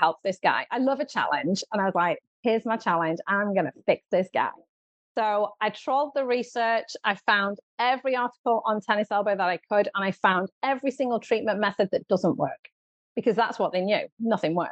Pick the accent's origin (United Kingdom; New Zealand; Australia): United Kingdom; moved away as an adult; now in Southern California, United States; you can probably tell from my accent that I am from the UK